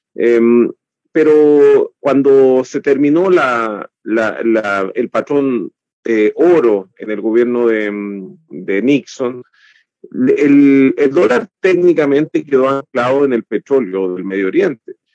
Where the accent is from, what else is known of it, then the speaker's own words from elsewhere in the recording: Chile; nosotros como chilenos